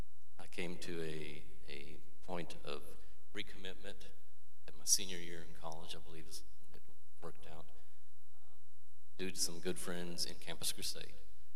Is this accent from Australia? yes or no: no; Peru; My parents are missionaries, and went to a missionary children's school. Just a conservative life growing up in Peru.